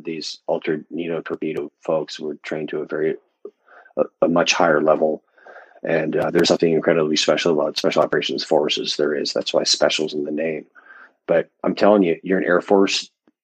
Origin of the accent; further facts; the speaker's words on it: United States; as an American